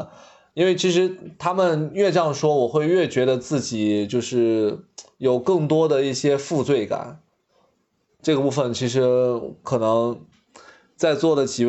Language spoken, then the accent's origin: Chinese; Xi'an, Shaanxi, China; now in Shanghai, China; 我是西安的，嗯，我们家在西安，陕西。